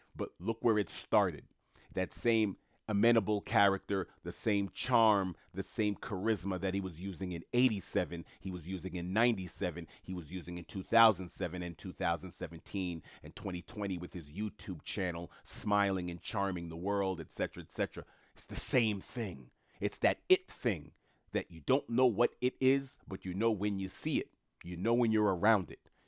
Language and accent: English; New York City, New York, United States; I knew a lot of people in entertainment growing up in Queens, New York